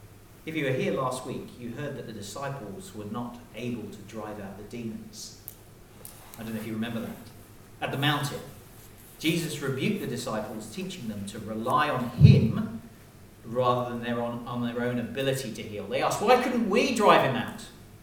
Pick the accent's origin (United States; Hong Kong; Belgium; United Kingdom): Hong Kong; I was raised in Hong Kong, And one of the perks of being in Hong Kong was that you were members of really nice clubs, right?